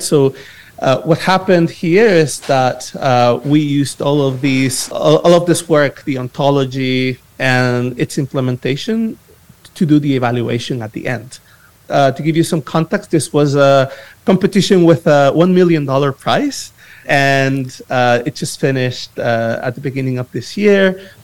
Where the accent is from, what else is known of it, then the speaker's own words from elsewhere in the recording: El Salvador; I am from El Salvador, but I, I work with you know different initiatives in different parts